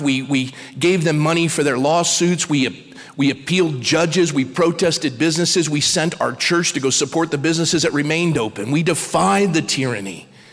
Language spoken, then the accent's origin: English; United States; I'm an American